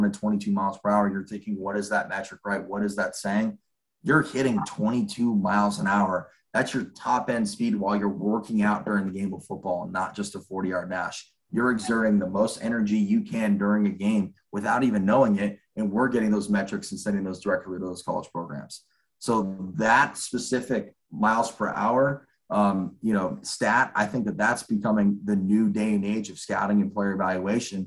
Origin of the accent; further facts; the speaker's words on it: California, United States; give back to my home state, really being able to understand the recruiting landscape here in the state of California